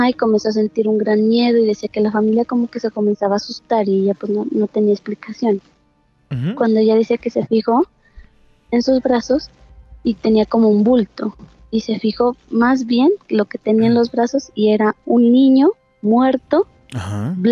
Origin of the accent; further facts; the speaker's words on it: Pasto, Nariño, Colombia; Eh, de Colombia, exactamente Pasto.